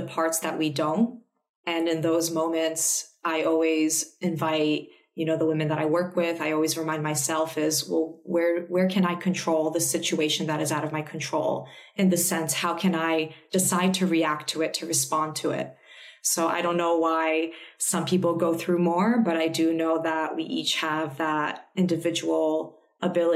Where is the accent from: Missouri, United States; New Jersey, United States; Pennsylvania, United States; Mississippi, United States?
New Jersey, United States; moved away as an adult; also born or lived in Manhattan; now in Australia; I am Polish American, first generation in America, born and raised in New Jersey.